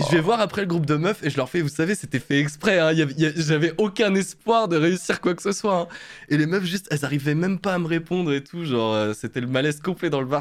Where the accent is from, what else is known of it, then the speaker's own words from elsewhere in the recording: Moselle, Grand Est, France; on vient de Moselle